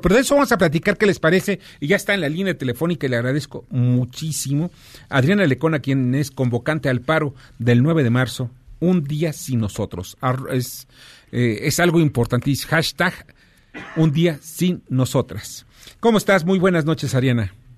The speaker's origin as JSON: {"language": "Spanish", "country": "Mexico", "said": "los hombres que somos mexicanos"}